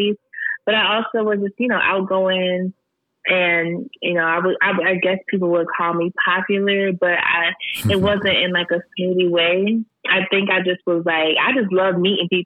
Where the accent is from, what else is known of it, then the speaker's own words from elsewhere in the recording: Syracuse, New York, United States; also born or lived in DeWitt, New York / Rochester, New York; I was born and raised in Syracuse, New York